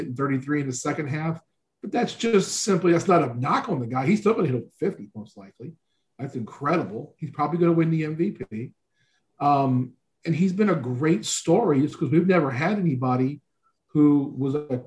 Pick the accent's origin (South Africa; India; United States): United States; Southeast; I grew up in the Southeast